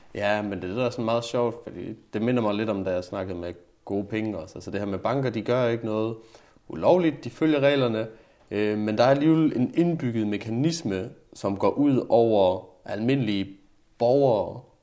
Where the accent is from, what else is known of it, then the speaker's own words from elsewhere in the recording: Jutland, Denmark; Nu kommer jeg jo fra Jylland